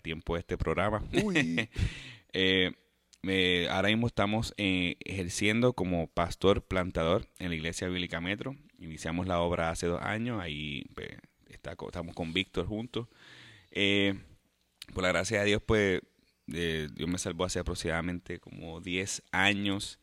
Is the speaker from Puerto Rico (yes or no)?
yes; Puerto Rico; yo pienso que es católico porque nací en Puerto Rico